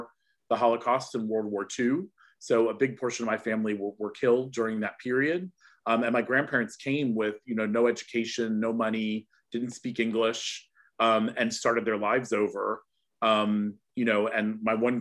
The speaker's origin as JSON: {"language": "English", "town": "Cincinnati", "region": "Ohio", "country": "United States", "tie": "born or raised there", "moved": "as an adult", "lives_now": "United Kingdom", "said": "I was born in Cincinnati, Ohio. I'm originally American. I'm now also British"}